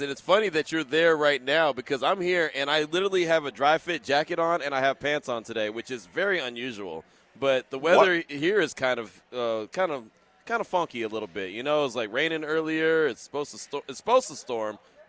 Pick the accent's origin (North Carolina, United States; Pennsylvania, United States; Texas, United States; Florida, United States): Texas, United States; Yeah, I got here in July, but I came from Texas.